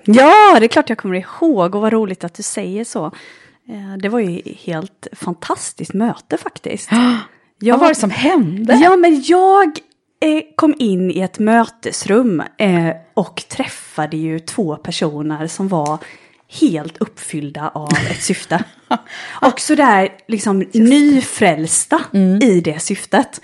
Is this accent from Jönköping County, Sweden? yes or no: yes; Jönköping, Jönköping County, Sweden; moved away as an adult; also born or lived in Stockholm; Jag föddes i Jönköping i, i Småland för 35 år sedan. Mm. Och eh, har vuxit upp